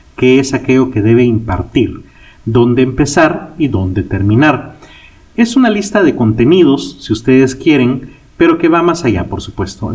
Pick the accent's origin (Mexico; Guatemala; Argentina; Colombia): Guatemala; en mi país, Guatemala